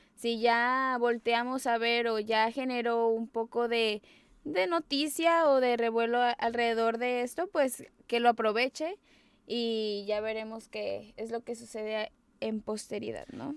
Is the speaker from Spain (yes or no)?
no; Mexico; soy mexicana